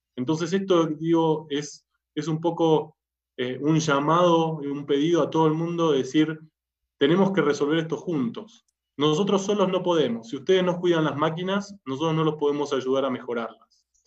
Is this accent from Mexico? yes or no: no; Argentina; moved away as an adult; also born or lived in Germany; now in Colombia; Argentina, donde es mi país natal, lo habrán notado por el acento, colombiano no soy